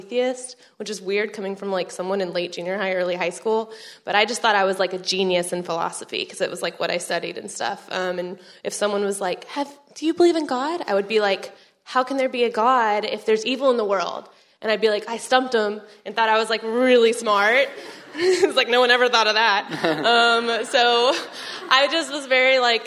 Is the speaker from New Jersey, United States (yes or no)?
no; Arlington, Texas, United States; moved away as an adult; now in College Station, United States; I am from Arlington, Texas